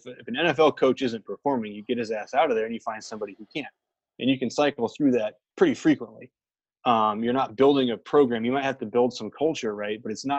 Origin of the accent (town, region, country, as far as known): Iowa, United States